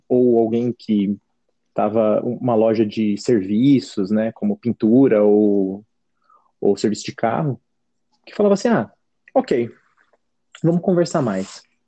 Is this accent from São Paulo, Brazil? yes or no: yes; Jundiaí, São Paulo, Brazil; de Jundiaí, minha cidade natal, onde eu estava nessa época